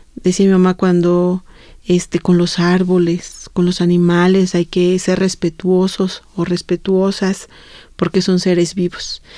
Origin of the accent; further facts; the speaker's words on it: Santo Domingo Chontecomatlán, Oaxaca, Mexico; hay un cerro sagrado allá, en, sobre todo en mi pueblo, en Santo Domingo Matlán